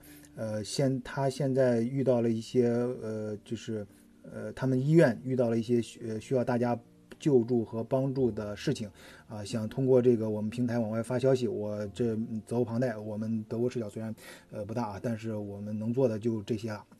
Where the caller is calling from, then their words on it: Xiaogan, Hubei, China; 我所以，我所在的呃城市是湖北的孝感，一个。离湖北非常近的地方，啊，离武汉非常近的地方